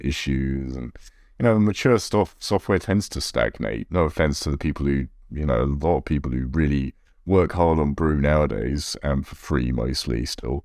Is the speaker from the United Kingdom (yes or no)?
yes; United Kingdom; now in United States; I live in America. I'm an American citizen, but obviously British originally